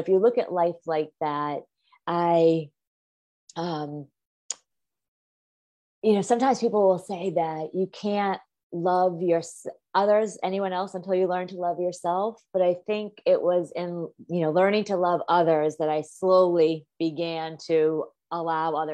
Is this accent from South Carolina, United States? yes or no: no; Massachusetts, United States; I grew up in the Northeast in Massachusetts